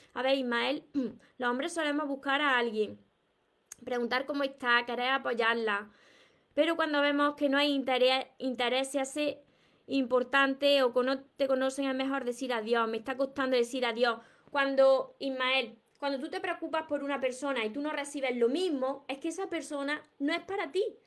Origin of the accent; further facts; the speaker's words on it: Córdoba, Andalusia, Spain; accent: southern Spain; soy de Córdoba, Andalucía, y no pronuncio la S. Como vosotros veréis, tengo un acento de aquí, del sur de España, que por supuesto que no voy a cambiar mi acento porque son mis raíces